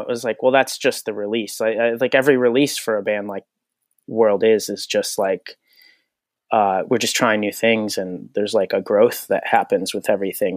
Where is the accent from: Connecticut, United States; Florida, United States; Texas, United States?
Connecticut, United States; born and raised in Connecticut.